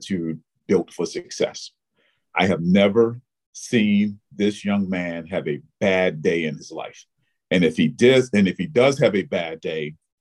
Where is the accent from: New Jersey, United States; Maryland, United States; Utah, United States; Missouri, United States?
Maryland, United States; Baltimore; moved away as an adult; now in New York, United States; I was born and raised in Baltimore, Maryland